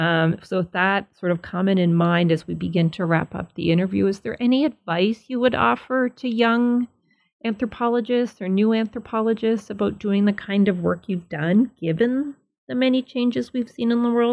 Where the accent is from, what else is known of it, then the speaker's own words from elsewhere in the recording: Nova Scotia, Canada; where I grew up in Nova Scotia is the same sort of whiteness.